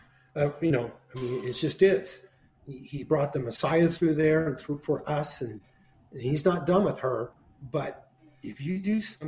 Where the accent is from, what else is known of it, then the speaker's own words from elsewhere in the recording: United States; Americans are fighters, and we never quit and we never give up.